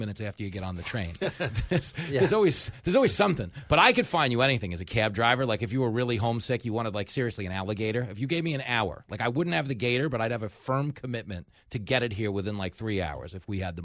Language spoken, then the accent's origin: English; New York City, New York, United States; growing up in New York